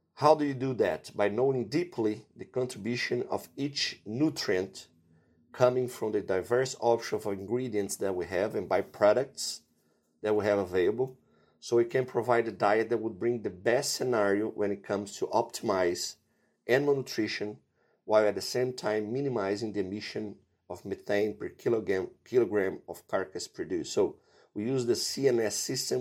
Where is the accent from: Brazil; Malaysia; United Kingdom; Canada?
Brazil; also born or lived in Davis, California / Iowa; I am from Brazil